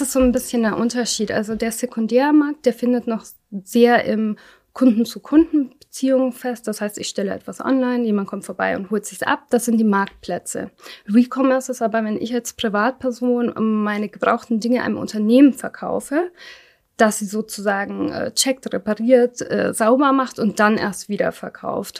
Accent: Germany; ich bin nicht in Deutschland geboren, war aber noch sehr klein, als wir kamen. Und man kam halt so, ich sag mal, meine Eltern waren Ende zwanzig und ich war erst zwei Jahre

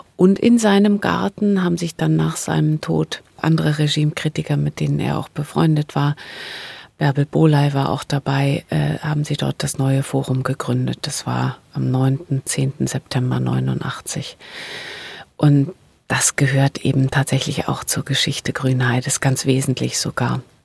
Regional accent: GDR, East Germany, Germany; Ich bin in der DDR groß geworden

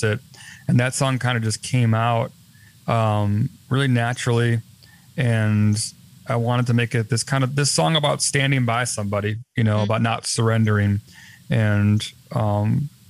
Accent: Chicago, Illinois, United States; my hometown in Chicago

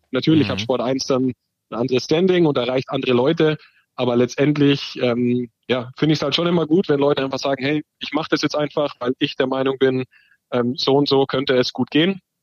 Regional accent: Dachau, Bavaria, Germany; in der zweiten Liga damals beim ASV Dachau, wo ich aufgewachsen bin und immer gespielt habe

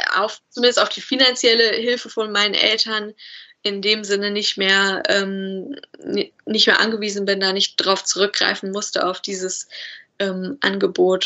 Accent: Bielefeld, North Rhine-Westphalia, Germany; also born or lived in Cologne; ich komme aus Bielefeld. Also ich, äh, meine Heimat ist Bielefeld

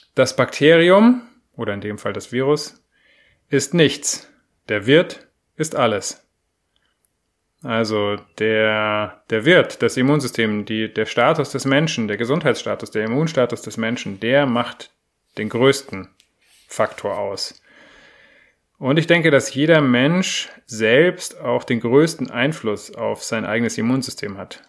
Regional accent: Germany; bei uns in Deutschland

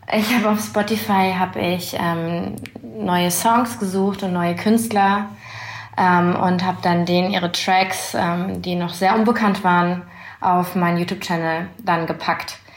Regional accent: Berlin, Germany; ich komme aus Berlin.

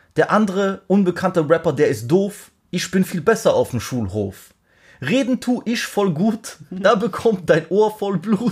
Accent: Germany; ich bin auch Deutscher

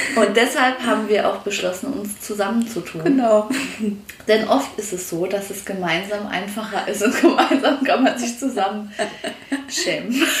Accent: Saarland, Germany

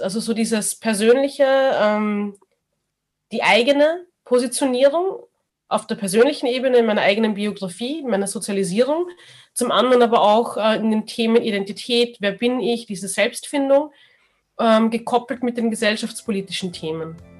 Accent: Austria; man ist aber in Österreich geboren

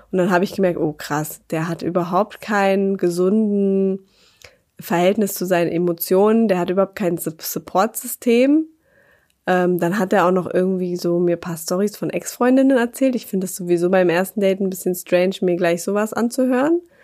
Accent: Berlin, Germany; moved away; in meine Heimat nach Berlin

